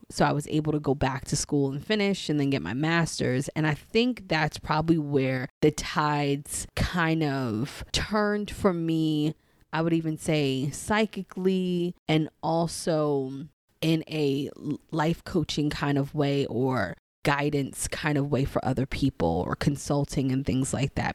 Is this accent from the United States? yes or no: yes; New York City, New York, United States; now in DMV area, United States; the Saint Albans neighborhood that I grew up in, in Queens